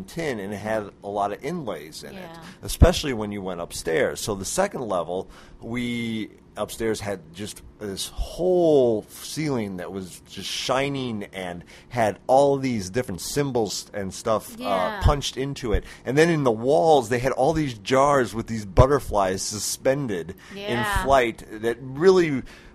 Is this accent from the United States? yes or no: yes; Phoenix, Arizona, United States; Phoenix. really? So am I.